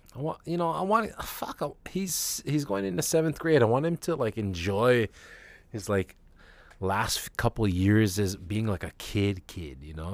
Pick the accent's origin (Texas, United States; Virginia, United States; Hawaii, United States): Hawaii, United States; I am Hawaiian, and I guess I'm Asian